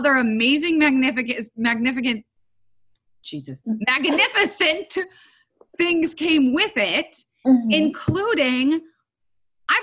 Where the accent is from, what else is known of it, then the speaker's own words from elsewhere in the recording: Florida, United States; I am from Florida